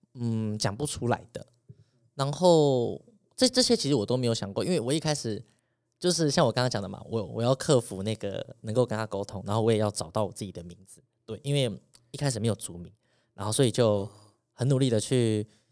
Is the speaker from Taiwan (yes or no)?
yes; Taiwan; 即便我在都市长大